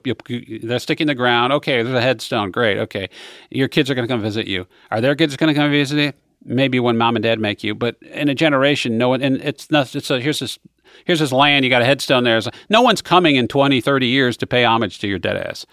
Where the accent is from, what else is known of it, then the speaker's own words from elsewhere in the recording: Western New York, United States; moved away; I grew up in Western New York